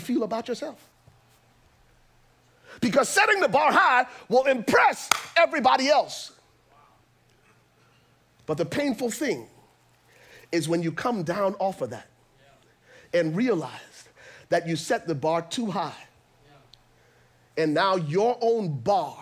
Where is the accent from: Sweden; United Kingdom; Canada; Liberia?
Liberia; I'm from Liberia